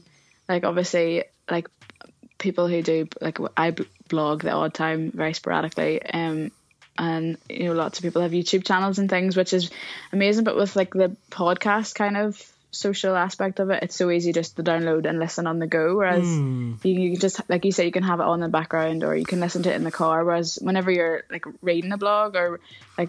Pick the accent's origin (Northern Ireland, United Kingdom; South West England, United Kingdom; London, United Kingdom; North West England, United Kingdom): Northern Ireland, United Kingdom; I'm from Northern Ireland